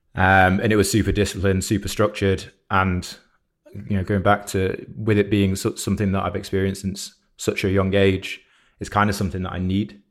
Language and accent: English; Shropshire, West Midlands, United Kingdom; now in Manchester, United Kingdom; I'm not from Manchester. I'm from Shropshire originally.